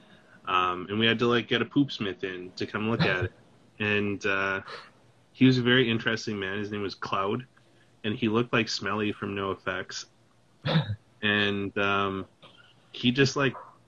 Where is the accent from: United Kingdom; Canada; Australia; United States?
Canada; Kimberley, British Columbia; now in Vancouver, Canada; I grew up in Kimberley, this little tiny mountain in the Coonies.